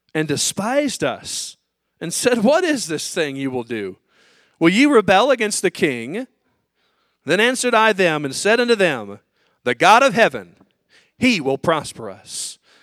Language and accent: English; United States; as an American and as a Christian